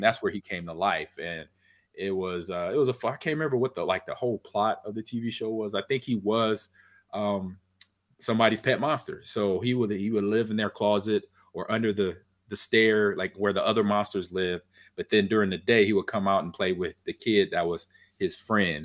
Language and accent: English; California, United States; I grew up in California